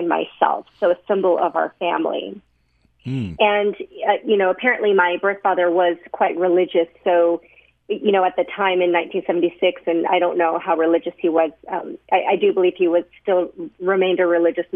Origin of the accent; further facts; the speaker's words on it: Sandy, Utah, United States; I was adopted by a family that lived at the time in Sandy, Utah, and grew up here